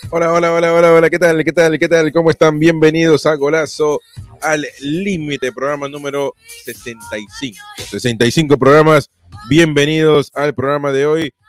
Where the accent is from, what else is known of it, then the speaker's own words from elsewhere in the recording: Peru; yo soy sudamericano, soy peruano